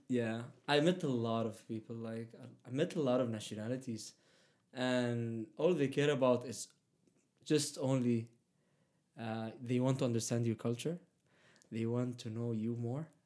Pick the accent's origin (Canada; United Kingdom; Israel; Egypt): Egypt; accent: Middle Eastern; first language Arabic; English is a second language; moved away as an adult; also born or lived in Saudi Arabia / Palestine; I was raised uh, there in Egypt, so I even speak Arabic Egyptian.